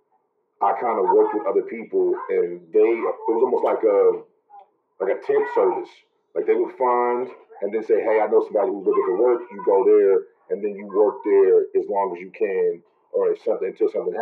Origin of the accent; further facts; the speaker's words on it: Kansas City, Missouri, United States; I'm originally from Kansas City, Missouri.